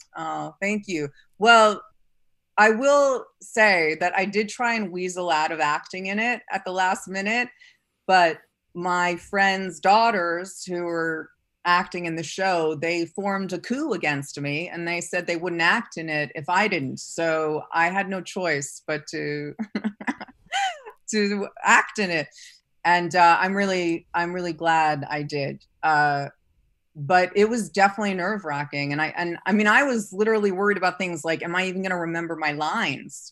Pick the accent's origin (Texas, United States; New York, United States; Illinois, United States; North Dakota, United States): New York, United States; New York City; I grew up in New York City